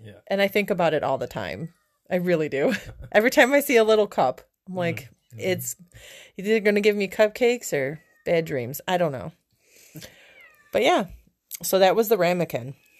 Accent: Buffalo, New York, United States; born and raised in Buffalo, New York

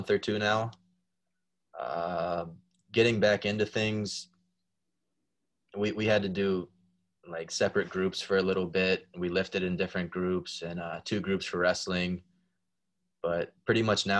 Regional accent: Pittsburgh, Pennsylvania, United States; I'm from Pittsburgh

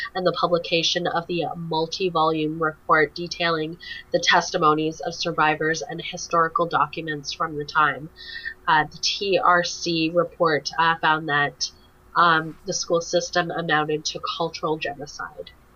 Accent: Canada; being a Canadian

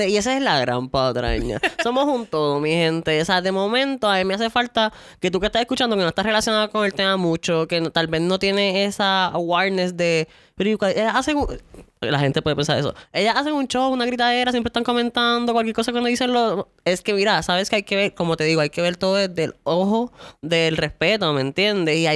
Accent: San Lorenzo, Puerto Rico; Mira, yo de San Lorenzo

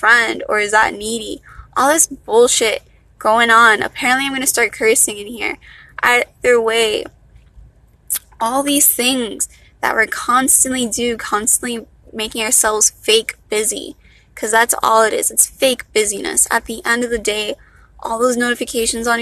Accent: Miami, Florida, United States; accent: valley girl; I'm from Miami, not a Miami girl. I'm from Miami. So I guess this is the accent we Miamians have.

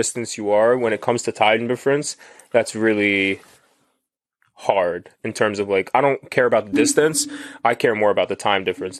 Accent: Philadelphia, Pennsylvania, United States; I'm from Philly.

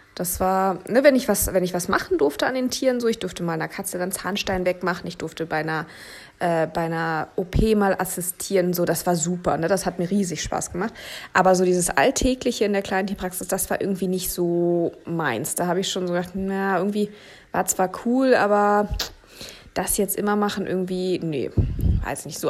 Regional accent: Berlin, Germany; moved away as an adult; ich bin in Berlin geboren und aufgewachsen

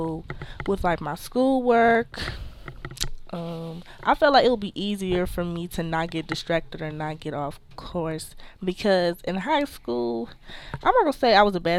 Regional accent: Detroit, Michigan, United States; moved away as an adult; I'm from Detroit, Michigan.

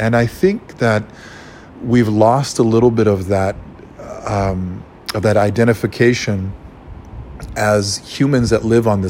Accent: Ecuador; moved away; also born or lived in Hawaii; So I grew up farming. And what shocked me so much coming from Latin America, especially Ecuador, where I grew up

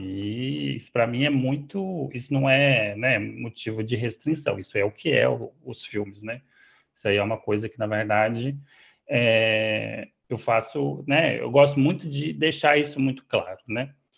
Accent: Catalão, Goiás, Brazil; moved away as an adult; now in Rio de Janeiro, Brazil; eu passei minha vida toda até os 26 anos em Catalão

